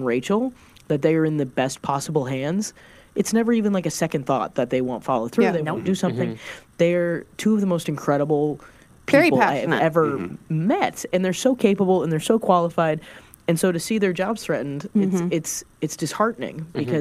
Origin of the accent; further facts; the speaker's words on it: Kansas City, Missouri, United States; I'm from Kansas City now